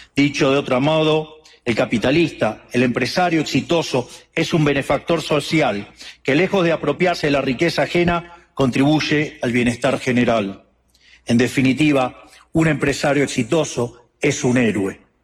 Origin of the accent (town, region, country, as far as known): Argentina